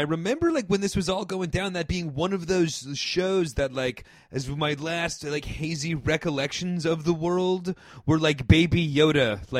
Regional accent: Hawaii, United States; Like, I'm from Hawaii, and that's what he made me do.

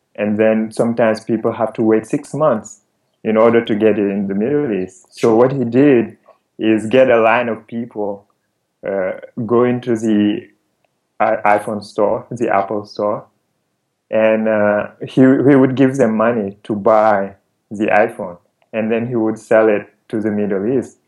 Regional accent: Senegal; moved away as an adult; also born or lived in France / Canada; I'm from Senegal originally. I um, I grew up here

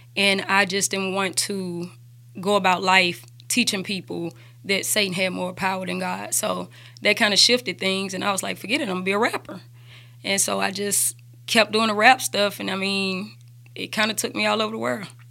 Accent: Birmingham, Alabama, United States; also born or lived in Hampton, Virginia / Mississippi; I grew up in Woodlawn

